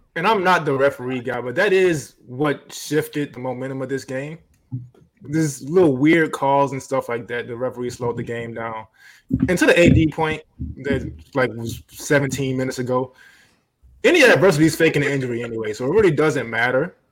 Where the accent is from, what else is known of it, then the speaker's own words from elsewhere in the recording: Miami, Florida, United States; I'm from Liberty City